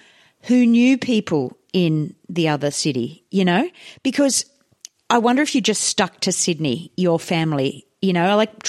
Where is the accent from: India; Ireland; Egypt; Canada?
India; now in Australia; when I grew up in India in the 70s